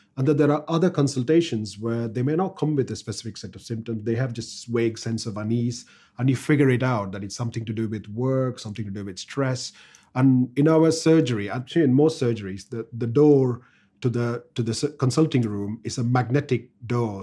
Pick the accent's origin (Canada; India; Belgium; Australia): India; first language Tamil; English is a second language; moved away as an adult; now in United Kingdom; English is not my first language. I used to speak Tamil